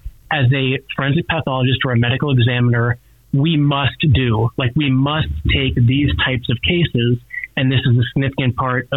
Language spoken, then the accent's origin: English; northwestern North Dakota, United States; moved away as an adult; now in Billings, United States; I'm originally from North Dakota